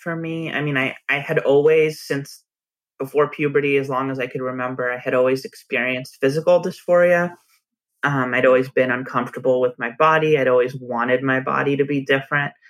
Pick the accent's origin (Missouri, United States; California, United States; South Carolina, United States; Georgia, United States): California, United States; a suburb of Los Angeles; moved away; also born or lived in San Francisco; we grew up in a suburb of Los Angeles.